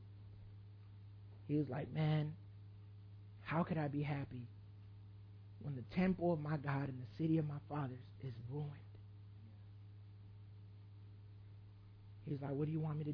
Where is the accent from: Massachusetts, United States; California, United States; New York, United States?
California, United States; Oakland; also born or lived in El Salvador; I'm from Oakland